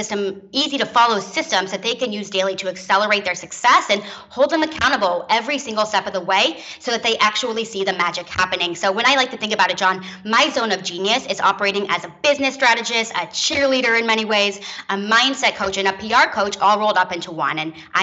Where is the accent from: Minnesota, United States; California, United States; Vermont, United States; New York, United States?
California, United States; now in Tel Aviv, Israel; I'm originally from the San Francisco Bay Area, but when I graduated from college, I actually took a digital nomad route and moved to Tel Aviv, Israel, and started my business from there.